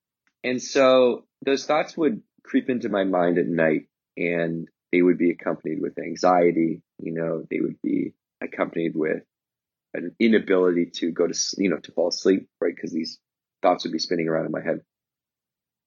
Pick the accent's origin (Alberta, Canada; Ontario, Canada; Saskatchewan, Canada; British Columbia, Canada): British Columbia, Canada; Victoria; in Victoria where I grew up, which is, you know, near Vancouver, but it's an island.